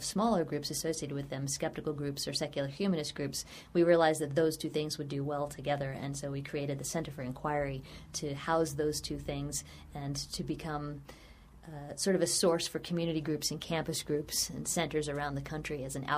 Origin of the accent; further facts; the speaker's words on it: Virginia, United States; I grew up in Virginia, so I was raised reading Jefferson and Madison and Monroe